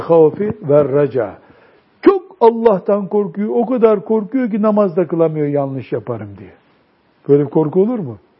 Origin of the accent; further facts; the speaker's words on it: our Black Sea region, Turkey; bizim Karadeniz'de